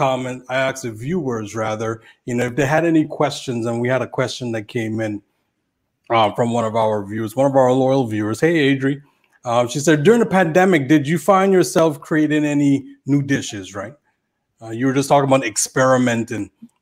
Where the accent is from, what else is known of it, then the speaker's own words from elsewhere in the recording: U.S. Virgin Islands; I know, you know, we're all from the Virgin Islands here.